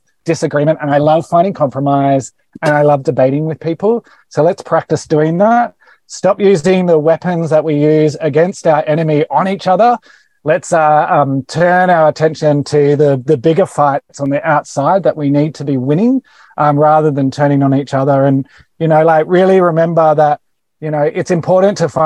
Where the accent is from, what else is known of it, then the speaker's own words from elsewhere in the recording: Australia; I am an Australian